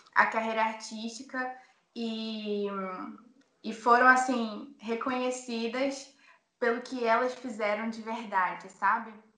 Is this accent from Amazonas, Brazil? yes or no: yes; Manaus, Amazonas, Brazil; Eu sou de Manaus